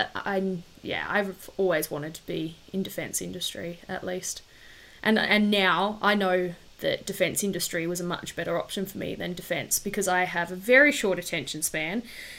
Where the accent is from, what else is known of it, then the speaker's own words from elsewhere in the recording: Darwin, Northern Territory, Australia; also born or lived in Wagga Wagga / Canberra; Childhood was good. Yeah, I was born in Darwin, which is up the very top of Australia. And because my dad's ex-army, we didn't move around heaps like a lot of the other army brats, but we moved from Darwin to Wagga Wagga and then back to Darwin